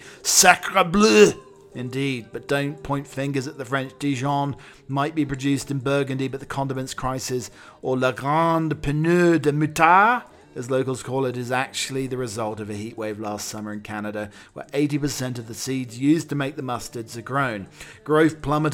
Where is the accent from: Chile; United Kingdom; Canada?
United Kingdom; being a Brit